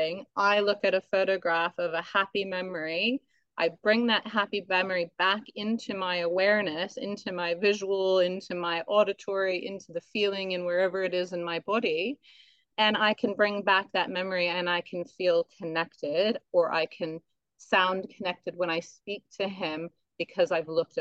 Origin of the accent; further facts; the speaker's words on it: United States; now in Australia; I'm American